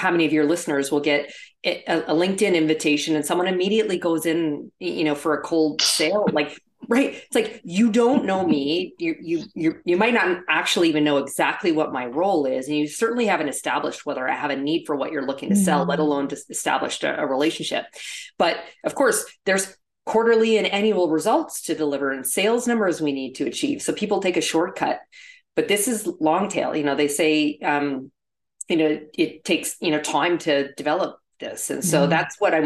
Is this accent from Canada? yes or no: yes; Canada; moved away as an adult; also born or lived in Toronto / New York; I'm actually originally from Canada. And so I had a residence in Toronto, but worked in New York, and would go back and forth